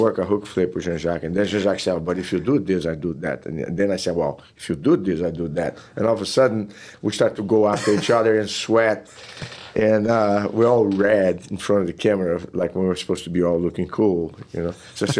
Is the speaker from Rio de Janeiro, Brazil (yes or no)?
yes; Teresópolis, Rio de Janeiro, Brazil; born or raised there; English is a second language; moved away as an adult; now in Texas, United States